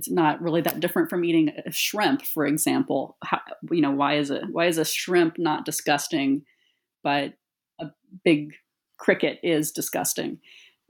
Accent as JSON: {"language": "English", "country": "United States", "tie": "born or raised there", "said": "growing up as an American woman"}